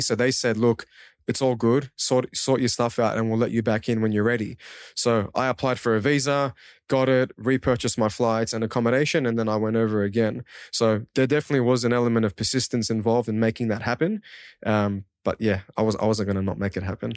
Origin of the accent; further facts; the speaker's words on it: Auburn, New South Wales, Australia; first language Kurdish; English is a second language; also born or lived in Sulaymaniyah, Iraq; I grew up in Auburn and those areas